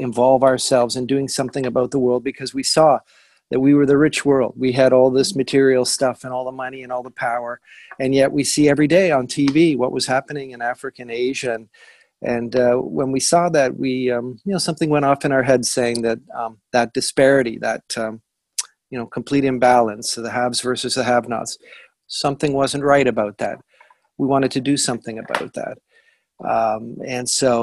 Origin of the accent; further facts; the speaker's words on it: Hamilton, Ontario, Canada; I'm from Hamilton originally, right? So I grew up with this amazing university, McMaster